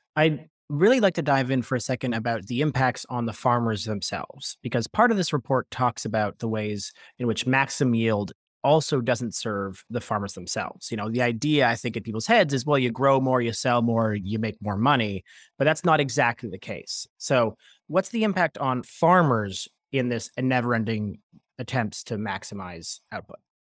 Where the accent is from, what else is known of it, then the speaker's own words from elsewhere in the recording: Toronto, Ontario, Canada; I'm born and raised in Toronto